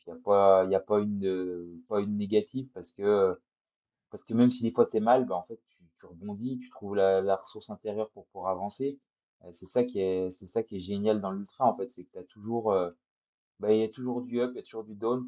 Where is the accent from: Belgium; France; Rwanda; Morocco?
France; Jura, Bourgogne-Franche-Comté; je suis jurassien, les montagnes du Jura, je les connais quand même pas mal